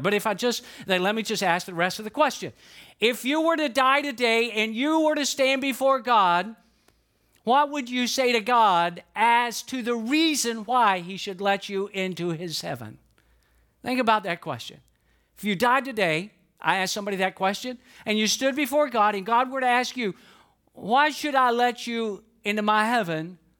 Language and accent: English; Atlanta, Georgia, United States; I'm from Georgia. I was born and raised in it, in Atlanta, Georgia